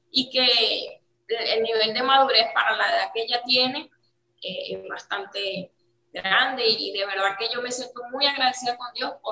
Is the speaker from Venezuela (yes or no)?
yes; Charallave, Miranda, Venezuela; now in Dominican Republic; Ok, nosotras somos de Miranda, específicamente de Charayave, los valles del Tubo. Ah, eh, tenemos tres años aquí en Dominicana y llegamos sola, la niña y yo.